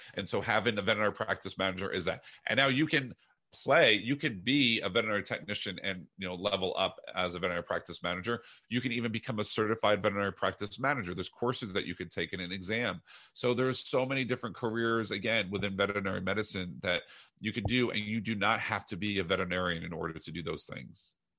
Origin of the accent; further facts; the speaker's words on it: New Jersey, United States; moved away; also born or lived in Iowa; I'm from New Jersey